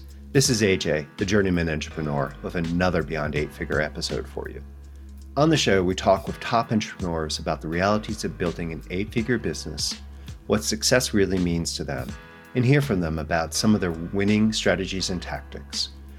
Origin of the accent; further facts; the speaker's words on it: United States; I am an American, so I can barely speak my own language.